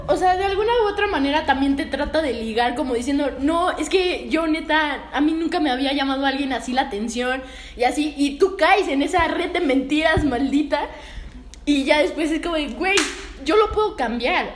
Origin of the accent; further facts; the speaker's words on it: Mexico; como que no me siento mexicana